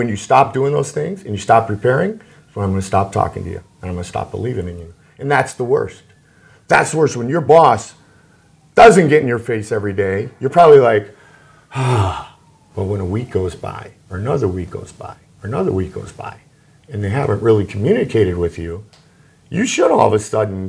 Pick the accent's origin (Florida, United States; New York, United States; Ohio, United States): Florida, United States; Sarasota; a broadcaster just growing up in Sarasota, Florida, you know, on the air for the first time, covering the Buccaneers